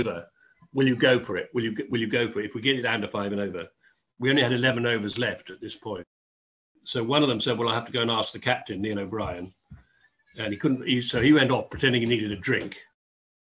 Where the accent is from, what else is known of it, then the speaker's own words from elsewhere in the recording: Dorset, South West England, United Kingdom; moved away; also born or lived in Oxford / London; I grew up in Dorset.